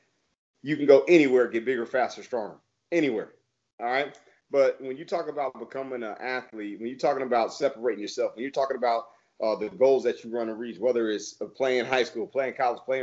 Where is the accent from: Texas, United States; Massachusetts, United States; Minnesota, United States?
Texas, United States; Plano; I'm from Plano with the Plano West, so I'm right in that market